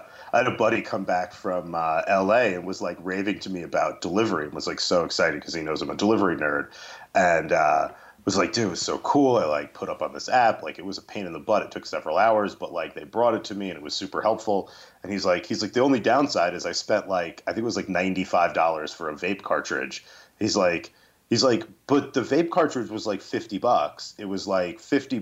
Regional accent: New Jersey, United States; my home state of New Jersey

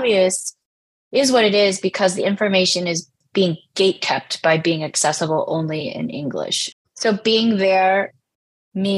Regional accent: United States; now in Georgia, United States; My family is from Taiwan and China. I was born in the States, though. So I was raised in a community where I was minoritized

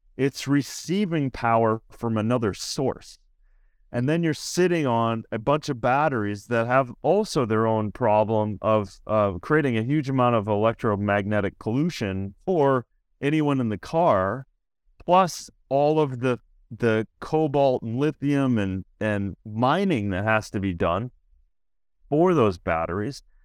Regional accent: Minnesota, United States; I'm from Minnesota

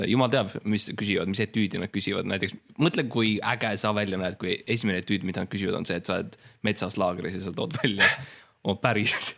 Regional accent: Estonia; ma olen eestlane, ma oskan eesti keelt

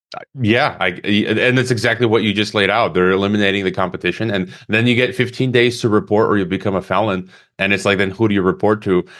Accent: Chicago, Illinois, United States; moved away as an adult; also born or lived in Mongolia; I was born in Chicago in Illinois, even though I'm a Croatian citizen and uh, Mexican

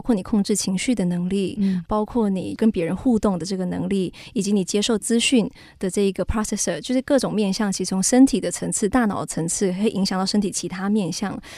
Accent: Taiwan; 我们台湾人非常有爱心

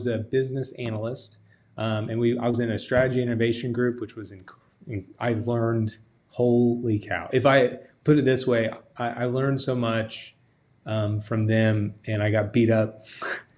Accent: McPherson, Kansas, United States; moved away as an adult; now in Wichita, United States; I'm actually from McPherson

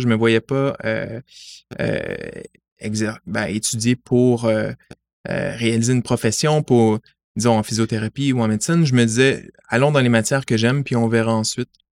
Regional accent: Montreal, Quebec, Canada; je suis montréalais, j'ai fait l'ensemble de mon parcours sur l'île de Montréal, j'ai grandi à La Salle

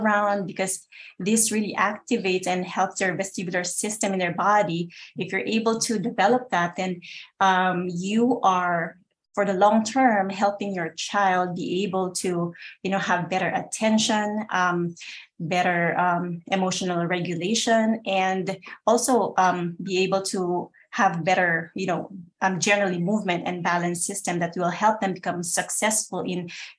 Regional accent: Philippines; moved away as an adult; now in Connecticut, United States; I live in Connecticut right now, but I came from the Philippines before I got married.

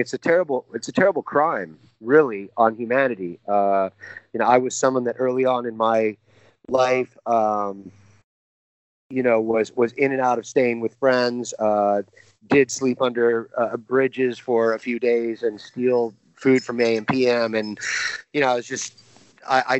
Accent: California, United States; I'm born and raised in Cali. So that's where I'm at. You know, I'm born and raised here.

